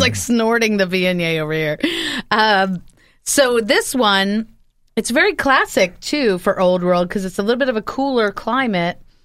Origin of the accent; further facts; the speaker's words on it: New Jersey, United States; I grew up in Jersey